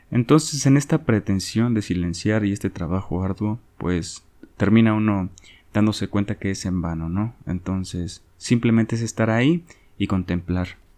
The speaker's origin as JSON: {"language": "Spanish", "country": "Mexico", "said": "Yo soy de México, no sé en Latinoamérica, pero en mi país se lee muy poquito, ¿no?"}